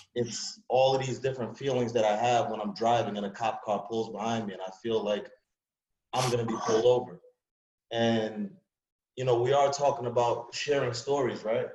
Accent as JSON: {"language": "English", "town": "New York City", "region": "New York", "country": "United States", "also_born_or_lived": "Long Island, New York", "moved": "yes", "said": "I'm from Springfield Gardens, New York, Queens, um, you know, and I moved out to Long Island"}